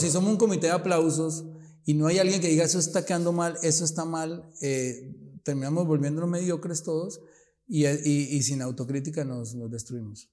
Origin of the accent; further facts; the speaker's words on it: Colombia; Nosotros nos quedamos a luchar en Colombia.